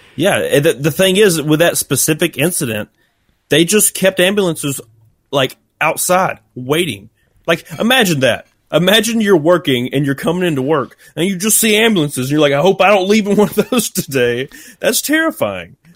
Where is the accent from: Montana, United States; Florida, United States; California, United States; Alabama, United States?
Alabama, United States; accent: rednecky; my voice sounds very, like, rednecky, and I can't help it. It's just, I'm from Alabama.